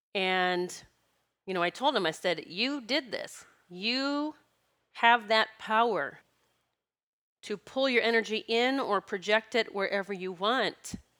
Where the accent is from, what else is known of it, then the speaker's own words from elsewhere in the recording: South Dakota, United States; I grew up in South Dakota collecting gardens